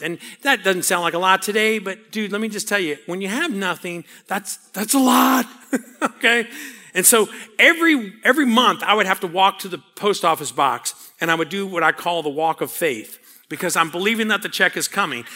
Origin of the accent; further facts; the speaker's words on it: New Orleans, Louisiana, United States; I grew up in New Orleans